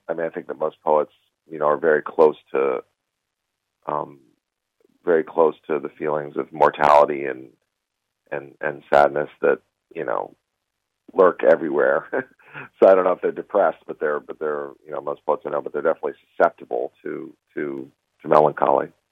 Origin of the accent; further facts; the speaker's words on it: United States; as an American Jew